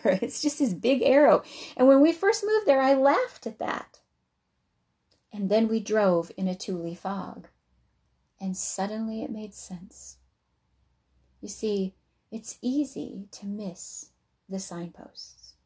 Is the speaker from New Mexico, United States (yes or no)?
yes; Albuquerque, New Mexico, United States; also born or lived in Uncompahgre Valley, Colorado / Colorado Springs, Colorado; now in Wisconsin, United States; I grew up in Albuquerque